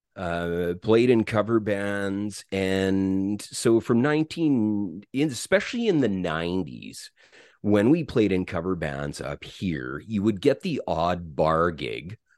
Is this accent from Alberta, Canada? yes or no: yes; St. Albert, Alberta, Canada; also born or lived in Edmonton, Alberta; I was born in Edmonton, Alberta. And I grew up in a little town, uh, well, it, it's a city now, just outside of Edmonton called Saint Albert